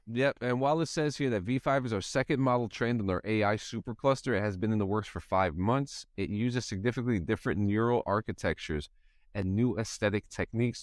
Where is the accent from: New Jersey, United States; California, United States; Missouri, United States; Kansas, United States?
New Jersey, United States; where I'm from growing up in New Jersey